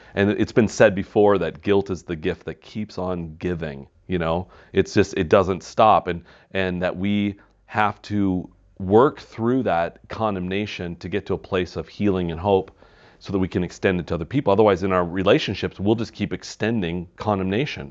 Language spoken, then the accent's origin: English; Wisconsin, United States; growing up in Wisconsin